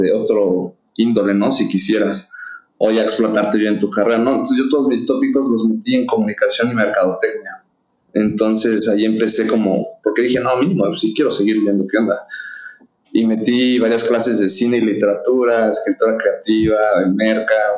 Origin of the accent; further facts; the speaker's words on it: Querétaro, Mexico; also born or lived in Mexico City (born in Roma, raised in Coyoacán); yo por razones de mi papá y del negocio, nos mudamos de México a Querétaro en el año 2000